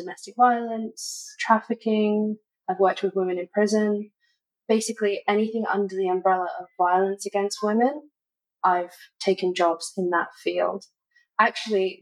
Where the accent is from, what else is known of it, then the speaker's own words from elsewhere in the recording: London, United Kingdom; moved away as an adult; also born or lived in Jacksonville, Florida / Hong Kong; now in Singapore; So I was born in London and I stayed in London until I was around 7. And then I moved to Jacksonville, Florida with my mom